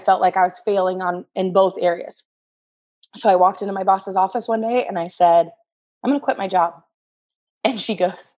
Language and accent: English; Tipton, Indiana, United States; I grew up in Tipton. I've lived here